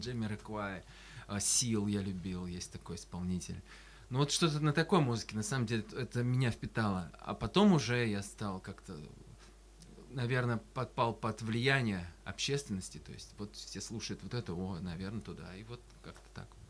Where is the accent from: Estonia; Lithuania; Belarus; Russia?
Russia; Astrakhan, Astrakhan Oblast; я из Астрахани